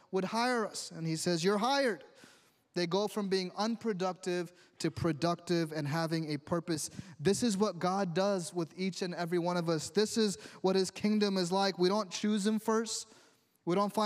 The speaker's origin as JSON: {"language": "English", "region": "New York", "country": "United States", "tie": "born or raised there", "said": "growing up in New York"}